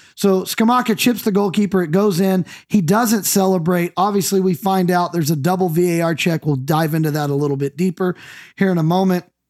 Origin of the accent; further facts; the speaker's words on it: United States; I'm the American here